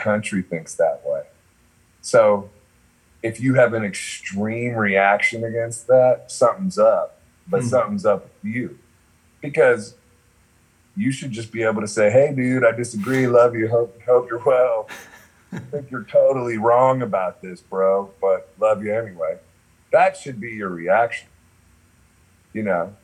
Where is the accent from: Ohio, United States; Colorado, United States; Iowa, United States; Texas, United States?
Ohio, United States; Akron; I'm from Akron